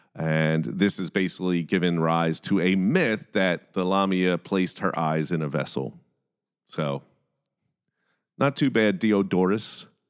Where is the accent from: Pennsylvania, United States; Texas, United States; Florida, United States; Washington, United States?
Pennsylvania, United States; Philadelphia; I'm from Philadelphia